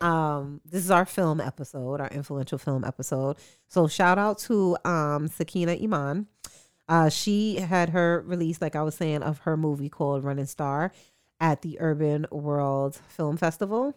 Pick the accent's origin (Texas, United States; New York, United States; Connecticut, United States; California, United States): New York, United States; as a New Yorker